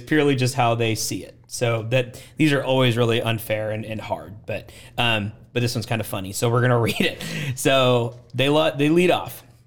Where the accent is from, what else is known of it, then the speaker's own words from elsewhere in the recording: Portland, Oregon, United States; moved away as an adult; now in Waco, United States; I grew up in Portland, Oregon is where I'm from